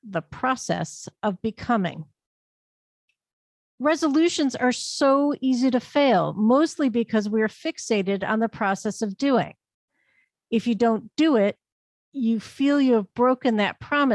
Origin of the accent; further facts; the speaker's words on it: Northeast Ohio, United States; my hometown in Northeast Ohio